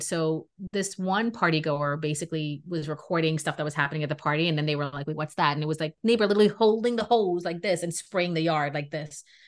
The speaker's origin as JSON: {"language": "English", "town": "New York City", "region": "New York", "country": "United States", "tie": "born or raised there", "also_born_or_lived": "Trinidad and Tobago / Queens, New York", "said": "I'm a New Yorker, okay? And I grew up in Brooklyn"}